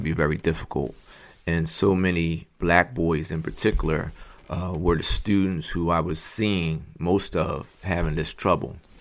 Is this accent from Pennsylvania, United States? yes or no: yes; Philadelphia, Pennsylvania, United States; also born or lived in Montgomery County, Pennsylvania; born and raised in Philadelphia, Pennsylvania